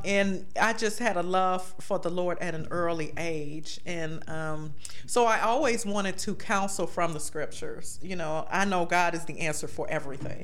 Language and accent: English; Beckley, West Virginia, United States; now in Cleveland, United States; I was born in Cleveland, but my parents died when I was very young, mm-hmm. and my grandmother, my maternal grandmother mother took me and my three brothers to Beckley, West Virginia